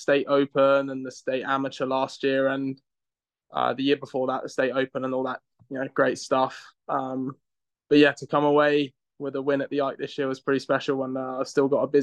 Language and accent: English; Reading, South East England, United Kingdom; moved away as an adult; also born or lived in New Jersey, United States / Monroe, Louisiana, United States; now in United States; I'm from England. I'm from a small town, in the UK called Reading. I grew up there.